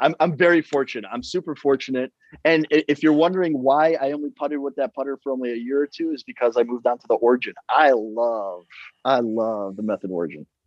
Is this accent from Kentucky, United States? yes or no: no; Chicago, Illinois, United States; I'm from Chicago